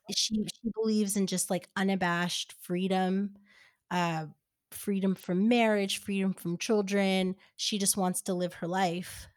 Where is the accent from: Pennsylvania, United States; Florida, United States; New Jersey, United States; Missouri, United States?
New Jersey, United States; moved away as an adult; also born or lived in New York; now in Los Angeles, United States; I live in LA now, but uh, in New York, I I grew up in New Jersey